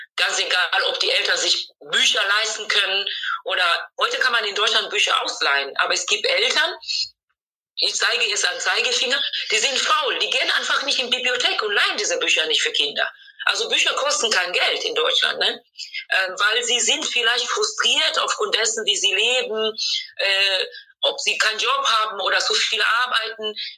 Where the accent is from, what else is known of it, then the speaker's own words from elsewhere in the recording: Tanzania; German is a second language; now in Germany; das Land, wo ich geboren bin, Tansania